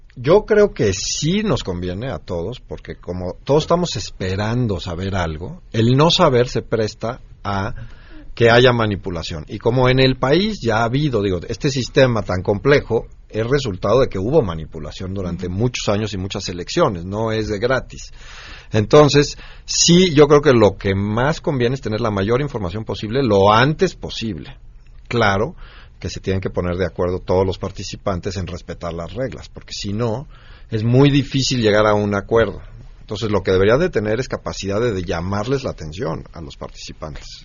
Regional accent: Mexico; nosotros como mexicanos

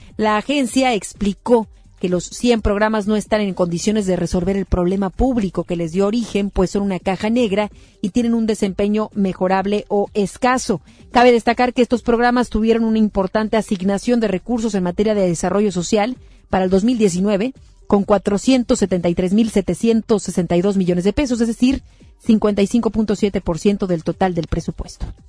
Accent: Mexico

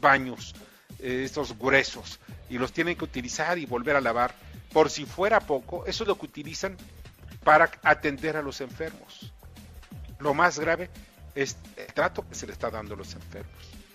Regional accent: Mexico; como mexicano

